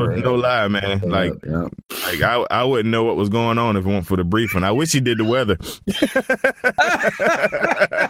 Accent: Southeast, United States; I'm from the Southeast

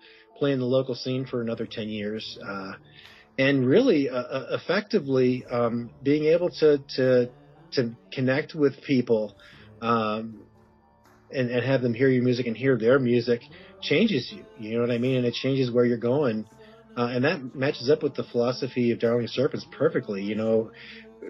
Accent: Chicago, Illinois, United States; growing up in the Chicago area

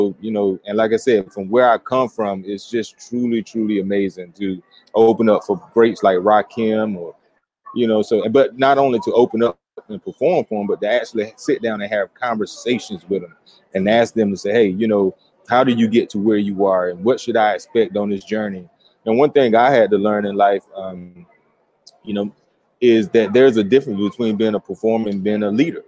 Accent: Stantonsburg, North Carolina, United States; I'm from Wilson, North Carolina. So actually outside of Wilson, Stantonsburg, in a little country town.

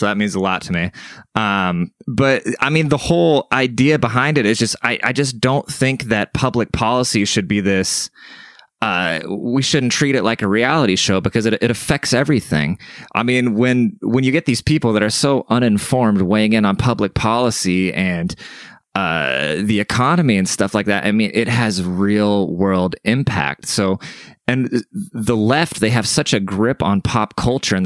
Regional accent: Seattle, Washington, United States; moved away as an adult; also born or lived in Germany; now in San Antonio, United States; I grew up in Seattle

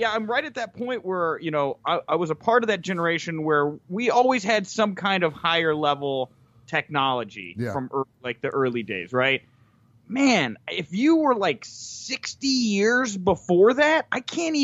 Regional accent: Houston, Texas, United States; I am also from the Houston area.

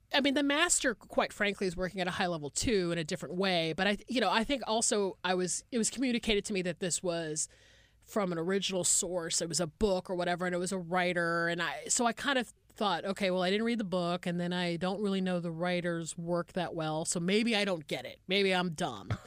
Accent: Atlanta, Georgia, United States; I'm from Atlanta, Georgia

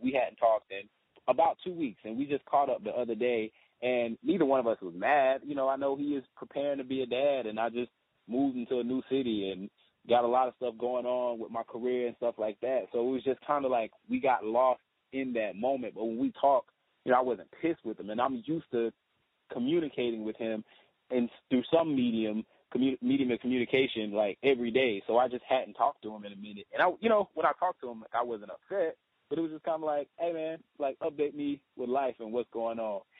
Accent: the South, United States; moved away as an adult; being a Southerner, being from the South

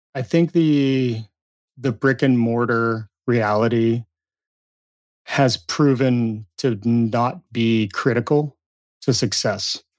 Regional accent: Southern California, United States; dishwasher at a pizza, pizza shop in my hometown in Southern California

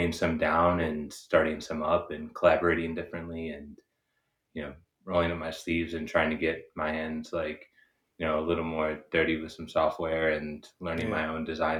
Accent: Chicago, Illinois, United States; moved away as an adult; now in Los Angeles, United States; I've been living in Los Angeles, but I'm from Chicago originally

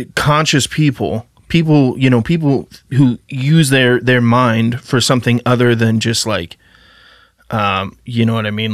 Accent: Idaho, United States; I grew up in pretty small town, Idaho

